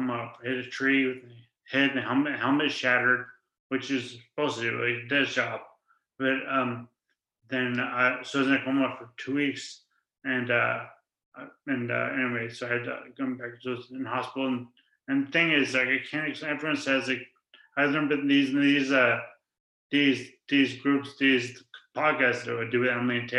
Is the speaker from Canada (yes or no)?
yes; St. John's, Newfoundland and Labrador, Canada; And I grew up, I'm from St. John's, and as … mentioned, and I always played a lot of sports.